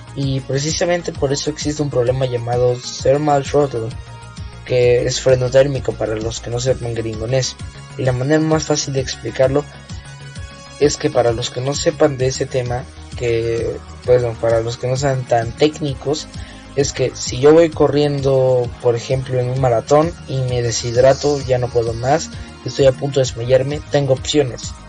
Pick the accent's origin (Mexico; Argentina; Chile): Mexico; tenemos en mi tierra, México.